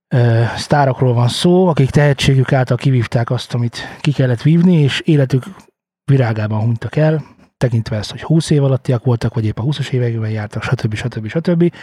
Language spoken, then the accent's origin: Hungarian; Hungary; Magyarok vagyunk